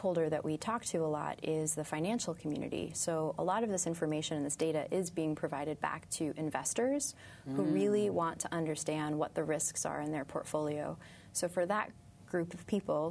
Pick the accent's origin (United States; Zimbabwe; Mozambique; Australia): United States; New York City, New York; I was born and raised in Brooklyn, in Sunset Park, South mm-hmm. Brooklyn, and that's actually where I live now as well